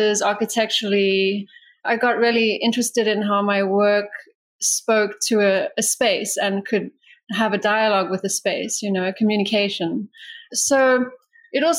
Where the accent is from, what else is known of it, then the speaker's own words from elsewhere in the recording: South Africa; I grew up in South Africa